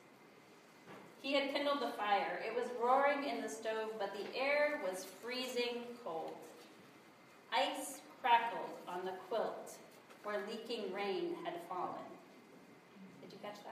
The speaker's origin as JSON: {"language": "English", "region": "South Dakota", "country": "United States", "tie": "born or raised there", "said": "I grew up in South Dakota, so I know what a long winter is like"}